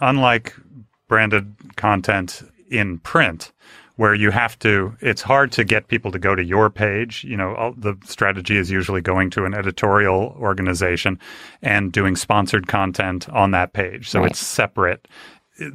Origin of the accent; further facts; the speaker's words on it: Los Angeles, California, United States; Now, I grew up in LA in Hollywood. My parents were both in the industry.